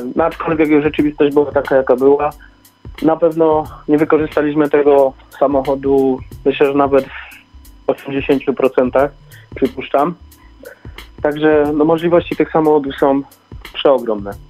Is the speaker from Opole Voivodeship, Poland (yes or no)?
no; Bielsko-Biała, Silesian Voivodeship, Poland; My jesteśmy też ze Śląska, z Bielska Białej